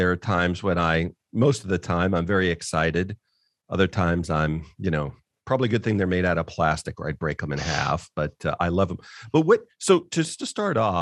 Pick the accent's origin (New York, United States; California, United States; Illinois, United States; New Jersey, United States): California, United States; I grew up in California and other places